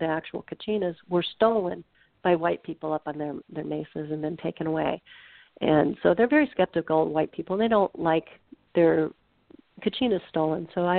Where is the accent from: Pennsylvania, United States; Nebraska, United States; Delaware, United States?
Nebraska, United States; I'm not a conservationist because, you know, I'm from Nebraska.